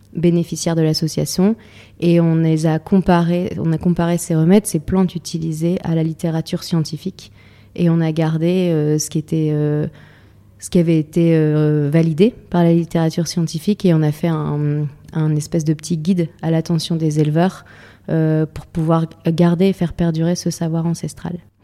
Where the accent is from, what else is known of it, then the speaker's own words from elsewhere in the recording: Lille, Hauts-de-France, France; moved away as an adult; also born or lived in Zambia / Pas-de-Calais; je suis de Lille, donc je suis une fille euh, citadine à la base